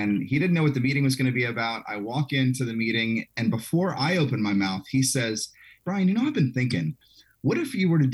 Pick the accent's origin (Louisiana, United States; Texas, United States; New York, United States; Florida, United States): Louisiana, United States; South; I grew up in South Louisiana